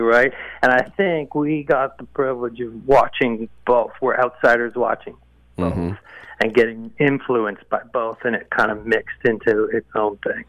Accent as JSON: {"language": "English", "town": "Oakville", "region": "Ontario", "country": "Canada", "tie": "born or raised there", "also_born_or_lived": "Toronto", "said": "I was born and raised in Oakville, Ontario, and now I live out in a small town in the middle of Ontario, so... Yeah, and I spent some time in Toronto, too."}